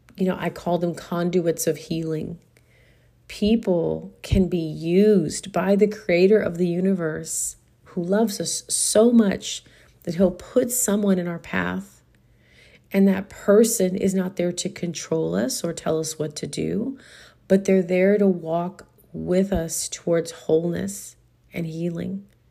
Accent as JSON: {"language": "English", "region": "Texas", "country": "United States", "also_born_or_lived": "Houston / San Antonio", "said": "I am a Texan"}